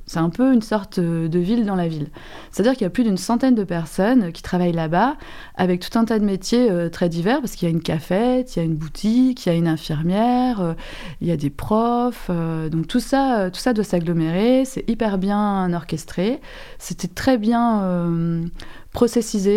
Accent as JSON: {"language": "French", "area": "Manche", "region": "Normandy", "country": "France", "also_born_or_lived": "Caen", "said": "je suis de la Manche, j'étais à Caen"}